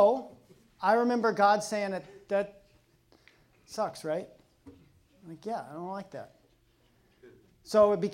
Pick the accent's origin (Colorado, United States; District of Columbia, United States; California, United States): Colorado, United States; now in Pacific Northwest, United States; I'm from Colorado